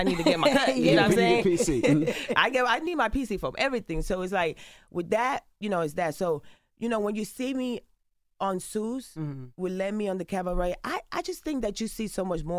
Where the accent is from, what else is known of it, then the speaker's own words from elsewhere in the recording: Carolina, Puerto Rico; I grew up in Puerto Rico. I grew up in Carolina, in Las Esmeraldas, en el Caserío. I grew up in the ghetto, in the hood, in the trenches.